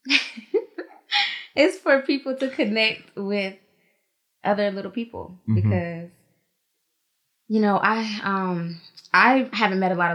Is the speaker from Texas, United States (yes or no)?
no; Virginia Beach, Virginia, United States; also born or lived in Atlanta, Georgia; now in Florida, United States; I'm from Virginia. Virginia Beach